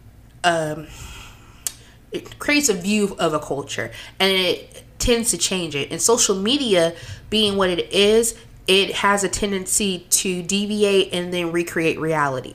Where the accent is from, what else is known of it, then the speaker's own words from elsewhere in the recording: United States; I'm an American